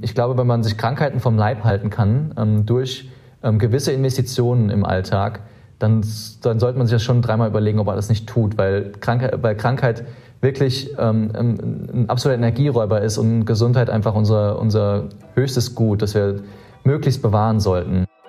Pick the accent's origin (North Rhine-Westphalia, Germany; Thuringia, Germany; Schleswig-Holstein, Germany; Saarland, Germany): Saarland, Germany; moved away; ich bin sehr, sehr behütet im Saarland aufgewachsen